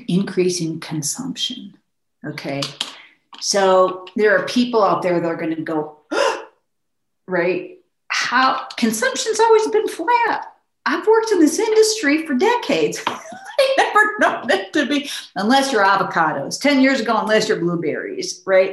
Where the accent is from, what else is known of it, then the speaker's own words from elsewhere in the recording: Midwest, United States; I'm from the Midwest.